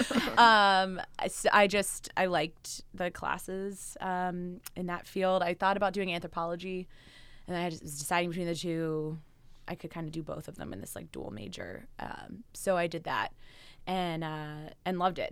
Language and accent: English; West Chester, Pennsylvania, United States; moved away as an adult; also born or lived in New Jersey / San Francisco; I grew up uh, outside Philadelphia in Westchester, Pennsylvania.